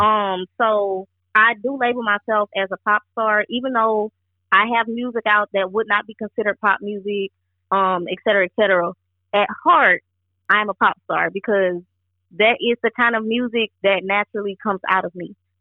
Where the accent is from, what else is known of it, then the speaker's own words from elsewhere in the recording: Georgia, United States; also born or lived in Bronx, New York; I moved to Georgia at the age of four